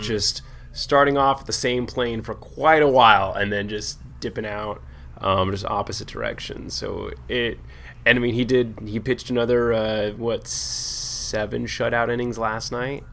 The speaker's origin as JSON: {"language": "English", "town": "San Diego", "region": "California", "country": "United States", "said": "we're from San Diego"}